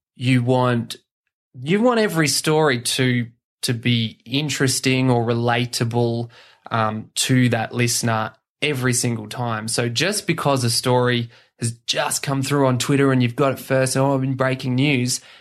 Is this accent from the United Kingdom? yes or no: no; Batemans Bay, New South Wales, Australia; also born or lived in Gosford, New South Wales / Dubbo, New South Wales; I'm from the South Coast. Um, I was born in Gosford, lived in Dubbo for a while, and then did high school around Batemans Bay